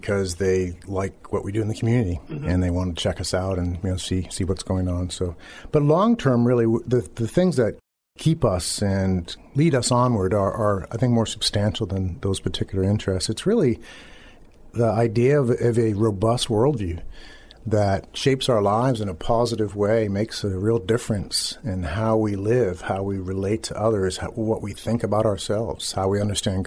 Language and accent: English; Boston, Massachusetts, United States; also born or lived in Maryland / Philadelphia area / Methuen, Massachusetts; Before that, we were in Maryland, though we're from the Boston area.